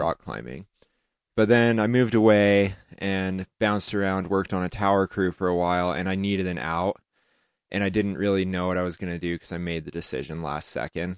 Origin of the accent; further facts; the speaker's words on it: Heber City, Utah, United States; also born or lived in Moab, Utah / Ouray, Colorado; when I was a kid, it was a total redneck town.